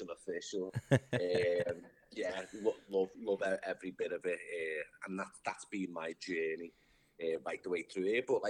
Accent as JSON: {"language": "English", "town": "Liverpool", "region": "North West England", "country": "United Kingdom", "tie": "born or raised there", "moved": "as an adult", "lives_now": "United States", "said": "I'm from Liverpool, England, born and bred."}